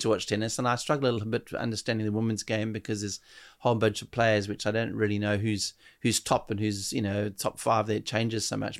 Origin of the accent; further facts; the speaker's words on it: South Africa; being a South African there